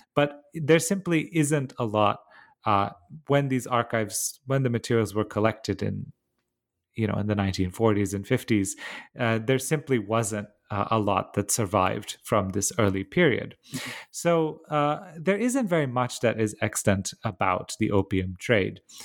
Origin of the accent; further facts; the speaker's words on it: Bucharest, Romania; moved away; I grew up in, uh, Romania, in Bucharest.